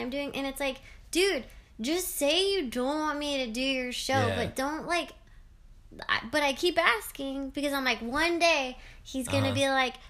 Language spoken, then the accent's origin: English; Canada; I'm a Canadian.